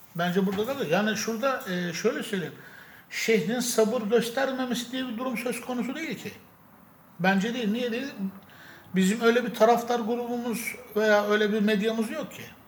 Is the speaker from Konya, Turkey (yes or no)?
no; Sakarya, Turkey